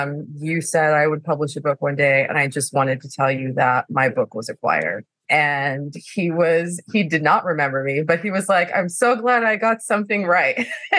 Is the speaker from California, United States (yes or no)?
yes; California, United States; born there; I am a military brat. Actually, my dad was in the Navy. I was born in California. I lived lots of places.